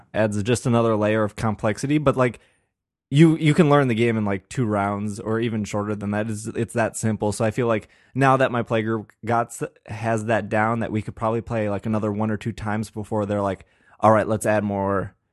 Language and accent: English; Milwaukee, Wisconsin, United States; We're both from Milwaukee